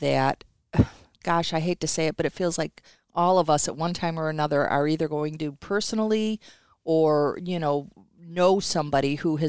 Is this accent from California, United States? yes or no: no; Detroit, Michigan, United States; moved away as an adult; now in Mount Pleasant, United States; we are from the Metro Detroit area, and we moved up to Northern Michigan in the mid-80s, and we found ourselves, very fortunately found ourselves here in Mount Pleasant in 1994.